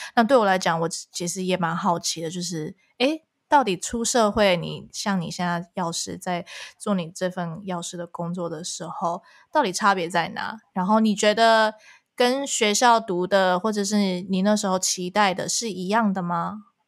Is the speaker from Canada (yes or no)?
yes; Canada; first language Chinese; 我们又从小在加拿大